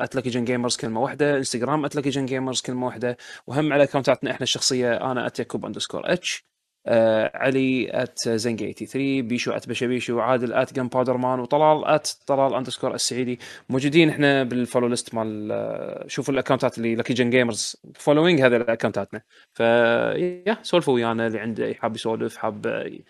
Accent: Kuwait; عندنا بالكويت

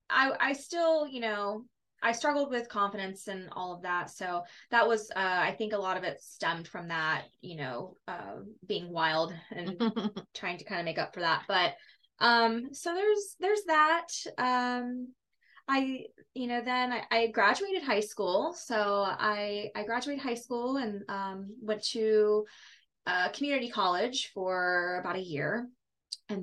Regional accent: Plant City, Florida, United States; I was born in Plant City, Florida

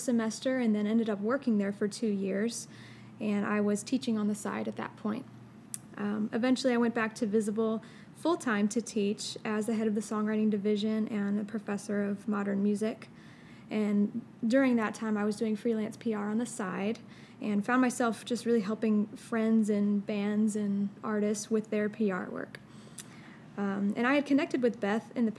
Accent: St. Louis, Missouri, United States; moved away as an adult; now in Memphis, United States; I was born and raised in St. Louis, Missouri. I came to Memphis for college

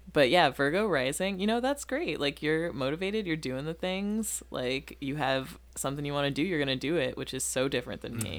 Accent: Rockford, Illinois, United States; also born or lived in Massachusetts; now in Chicago, United States; I'm from Rockford, Illinois.

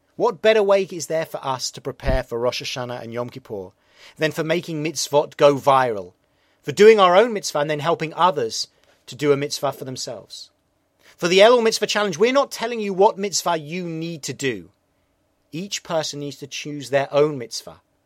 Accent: England, United Kingdom; now in New York, United States; I'm an Englishman in New York

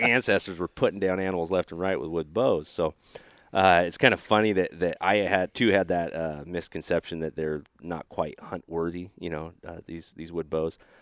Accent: Oregon, United States; moved away; also born or lived in Texas; that's going on in my home state

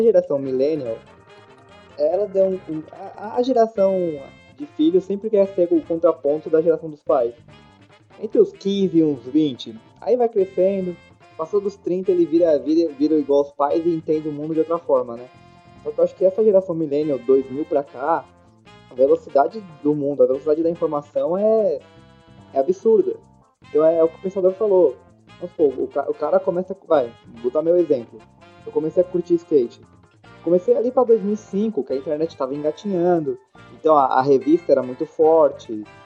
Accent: São Paulo, Brazil; Como bom paulistano

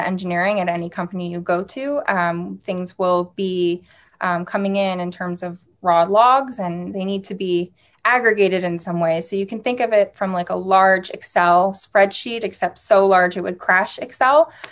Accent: Seattle, Washington, United States; moved away as an adult; also born or lived in Tel Aviv, Israel / New York; now in Seattle, United States; I grew up in Seattle

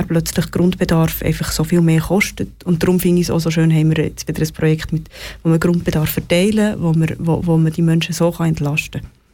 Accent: Switzerland; wir als Schweizer Bevölkerung

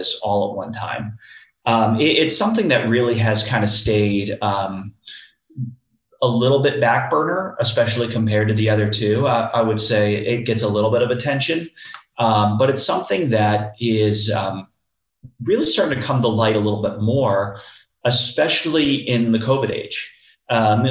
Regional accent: Tampa, Florida, United States; born and raised in Tampa Bay

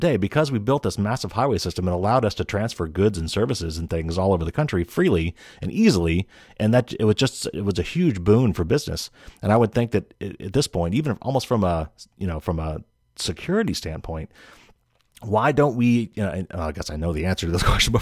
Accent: North Carolina, United States; I'm from North Carolina

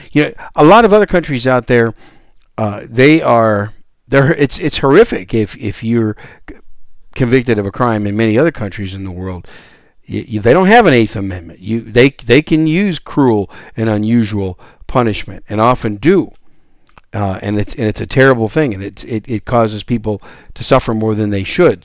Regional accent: Wisconsin, United States; moved away as an adult; also born or lived in New York City; now in San Antonio, United States; I was born in New York City and raised in Wisconsin, so I'm a Yankee

